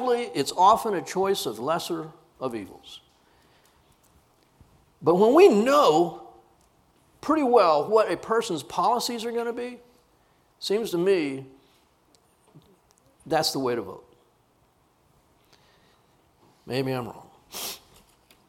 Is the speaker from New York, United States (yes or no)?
no; Corpus Christi, Texas, United States; I grew up in Corpus Christi